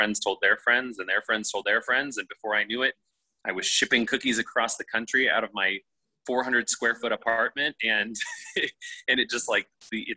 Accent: Nebraska, United States; also born or lived in Los Angeles, United States; now in New York City, United States; I'm from Nebraska.

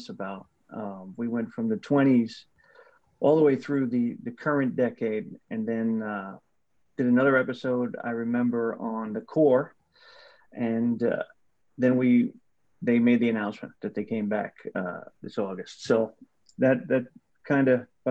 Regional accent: New Jersey, United States; I grew up in North Jersey

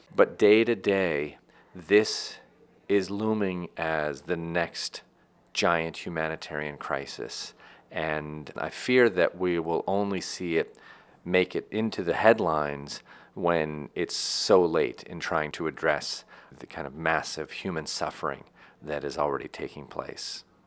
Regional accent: United States; also born or lived in Tunisia / Morocco / Egypt; me as an American

